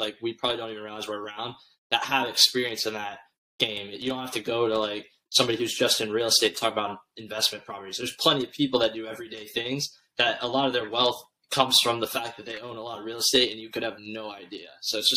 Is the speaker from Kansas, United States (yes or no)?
no; St. Augustine, Florida, United States; moved away; we grew up in St. Augustine